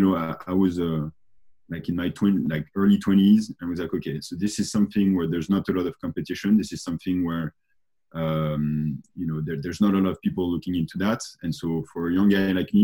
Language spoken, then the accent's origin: English; France; I grew up in France